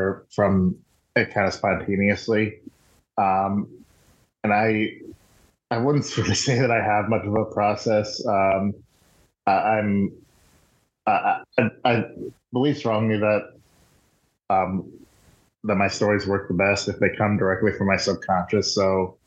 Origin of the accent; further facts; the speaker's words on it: Iowa, United States; also born or lived in Arizona; I'm from Iowa. I've lived in Iowa most of my life, even though I was born in Arizona.